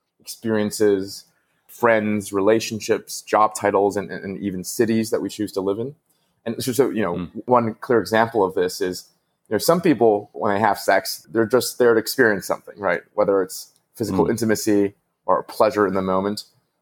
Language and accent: English; Vancouver, British Columbia, Canada; I grew up in Vancouver, and the wealthiest part of it was called, you know, West Vancouver.